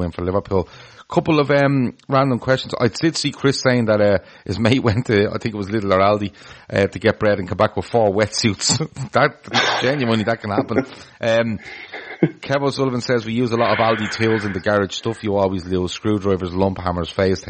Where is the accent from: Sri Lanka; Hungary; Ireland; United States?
Ireland; as an Irish person